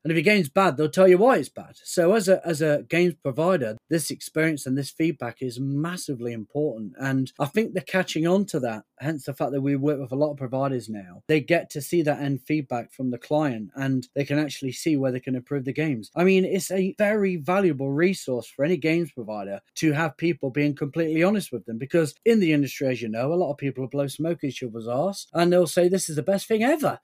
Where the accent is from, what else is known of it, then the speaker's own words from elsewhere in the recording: United Kingdom; We're British